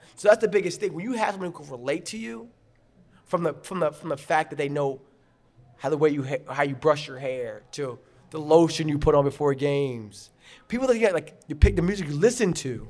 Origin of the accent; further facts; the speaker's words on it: Garden City, New York, United States; I grew up in Garden City